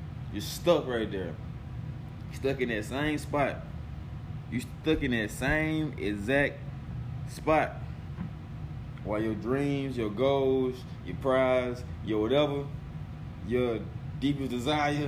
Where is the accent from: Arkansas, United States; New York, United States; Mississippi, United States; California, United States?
Mississippi, United States; I'm from Mississippi